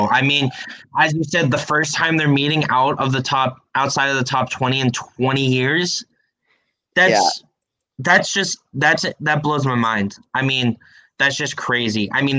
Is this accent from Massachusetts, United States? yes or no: yes; Massachusetts, United States; I'm from Massachusetts.